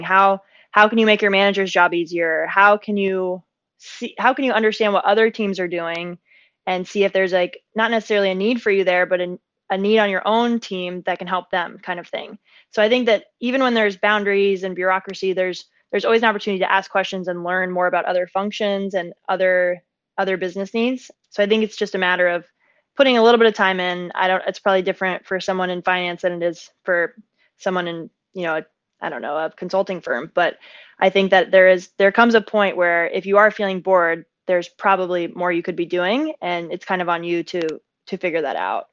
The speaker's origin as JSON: {"language": "English", "town": "San Diego", "region": "California", "country": "United States", "tie": "born or raised there", "also_born_or_lived": "upstate New York / New York City / Santa Barbara", "moved": "as an adult", "said": "I grew up in San Diego, California, which is heaven on earth."}